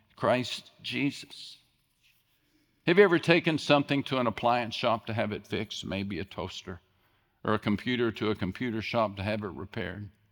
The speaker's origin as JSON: {"language": "English", "region": "West Texas", "country": "United States", "tie": "born or raised there", "said": "I grew up in West Texas, small West Texas town"}